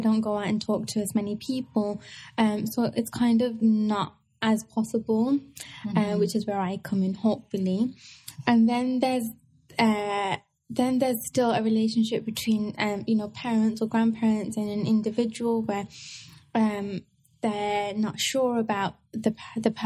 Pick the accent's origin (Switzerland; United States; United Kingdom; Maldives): United Kingdom; England; I was born in England